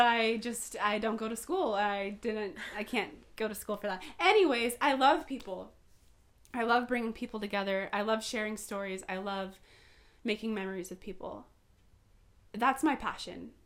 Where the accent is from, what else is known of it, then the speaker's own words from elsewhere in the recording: Poway, California, United States; also born or lived in North County, San Diego; now in North County San Diego, United States; Born and raised in Poway